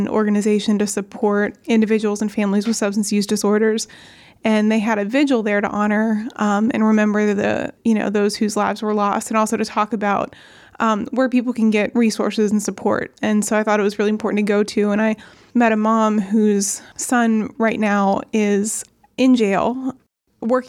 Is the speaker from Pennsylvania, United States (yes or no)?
yes; New Castle, Pennsylvania, United States; moved away as an adult; also born or lived in Pittsburgh, Pennsylvania; now in Ambridge, United States; I grew up in Newcastle in Lawrence County